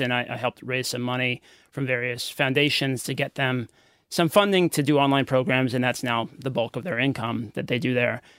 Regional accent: United States; accent: American; moved away as an adult; also born or lived in Philippines; now in Australia

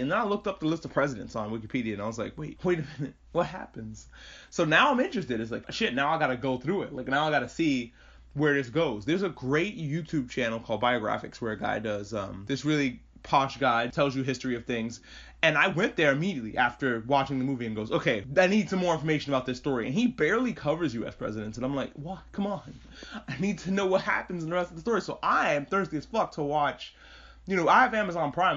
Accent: New York, United States; I grew up in New York

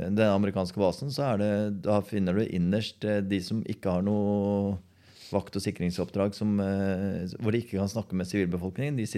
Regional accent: Porsgrunn, Vestfold og Telemark, Norway; Jeg kom fra Borgestad.

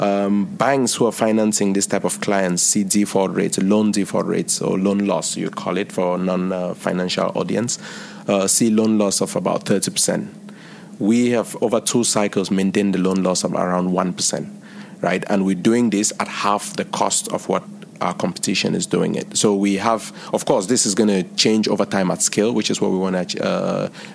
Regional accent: Cameroon; now in India; I'm originally from Cameroon

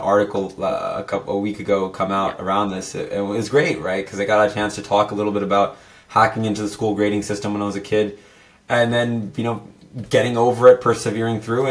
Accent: San Jose, California, United States; I'm born and raised in San Jose in Silicon Valley.

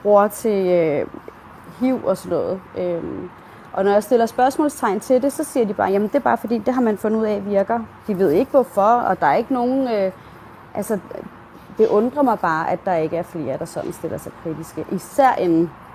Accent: Denmark; Jeg er selv dansker

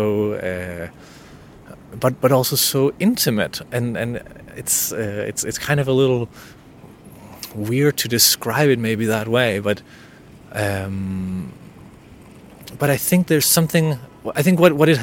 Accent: Denmark; accent: Danish; first language Danish; English is a second language; In my native language, Danish

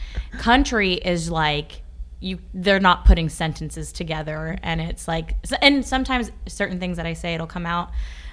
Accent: Ashland, Kentucky, United States; born or raised there; accent: country; moved away as an adult; also born or lived in Worcester, Massachusetts; now in New York City, United States

